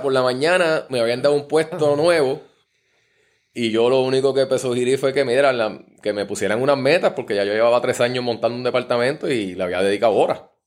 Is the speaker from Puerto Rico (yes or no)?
yes; San Juan, Puerto Rico; also born or lived in Comerío, Puerto Rico; nos criamos acá en Río Piedra. Mi papá cuando empezamos a estudiar decidió mudarse, para acá, para que estuviéramos por acá en San Juan.